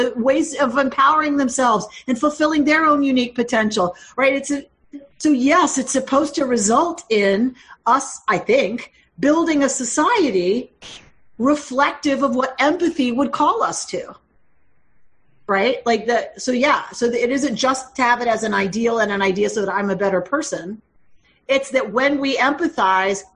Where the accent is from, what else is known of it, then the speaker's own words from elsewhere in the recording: Georgia, United States; moved away as an adult; also born or lived in Minnesota; I was from Georgia when I was living in Minnesota